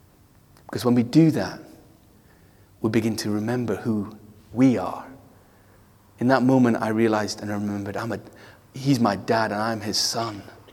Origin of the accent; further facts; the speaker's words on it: India; Some of you know I grew up in India, and that's why I named my daughter India.